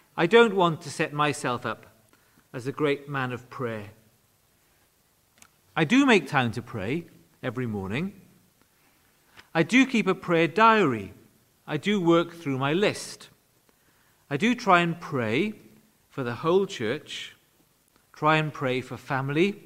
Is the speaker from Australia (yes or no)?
no; Wales, United Kingdom; When I was growing up in Wales, prayer was a very significant part of church life